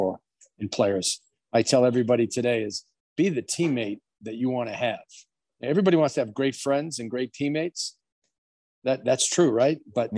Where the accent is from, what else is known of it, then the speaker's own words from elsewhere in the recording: Boston, Massachusetts, United States; I grew up in Boston in the inner city called East Boston.